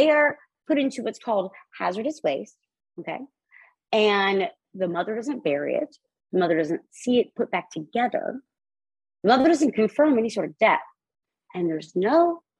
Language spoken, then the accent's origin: English; South Carolina, United States; I am from South Carolina. I was born in South Carolina.